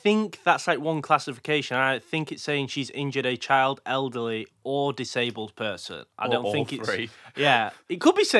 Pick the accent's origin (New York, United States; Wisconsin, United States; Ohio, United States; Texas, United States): Texas, United States; Odessa; also born or lived in Houston; I was born in Houston, Texas, but grew up in Odessa, Texas.